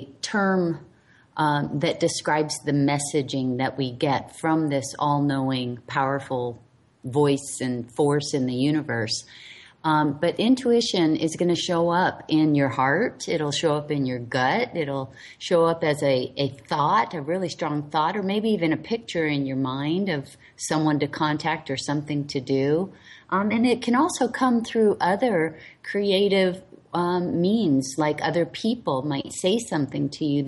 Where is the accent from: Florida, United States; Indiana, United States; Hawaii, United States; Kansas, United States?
Hawaii, United States; I'm the last of 10 kids, and I was raised in Hawaii